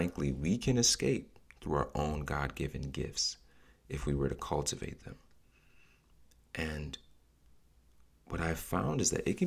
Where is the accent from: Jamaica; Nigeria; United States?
Nigeria; as a Nigerian in my culture, I've seen us pray and fast and worship and repeat.